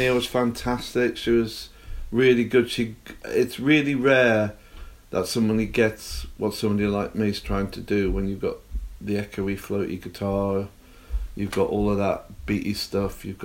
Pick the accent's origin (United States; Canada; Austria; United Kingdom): United Kingdom; Cramlington, North East England; moved away as an adult; also born or lived in London; I grew up in a shitty little new town called Cramlington